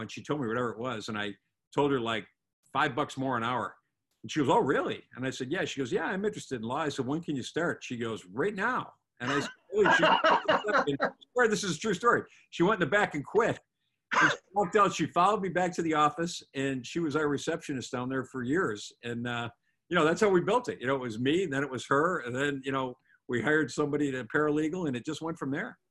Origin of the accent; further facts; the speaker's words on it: Buffalo, New York, United States; also born or lived in Atlanta, Georgia / Orlando, Florida; now in Southwest Florida, United States; I'm from Buffalo, New York originally